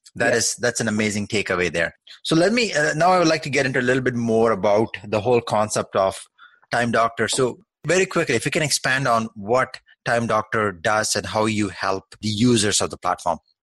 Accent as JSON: {"language": "English", "country": "Canada", "also_born_or_lived": "Toronto", "said": "I am a fellow Canadian myself. I'm based in Toronto"}